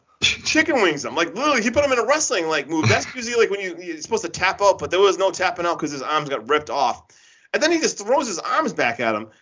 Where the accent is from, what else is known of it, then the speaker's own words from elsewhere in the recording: Massachusetts, United States; I'm from Massachusetts